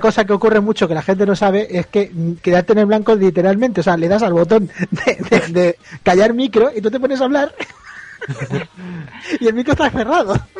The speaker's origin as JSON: {"language": "Spanish", "region": "Andalusia", "country": "Spain", "said": "soy andaluz"}